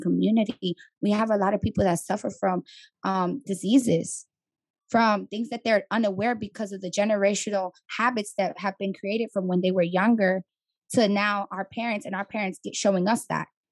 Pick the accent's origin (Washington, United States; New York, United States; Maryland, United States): New York, United States; New York City; moved away as an adult; now in Atlanta, United States; I'm from the Bronx, born and raised